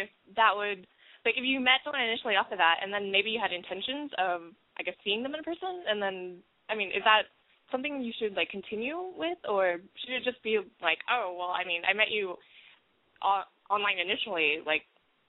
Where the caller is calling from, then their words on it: Texas, United States; Okay, so I'm 22 from Texas and a student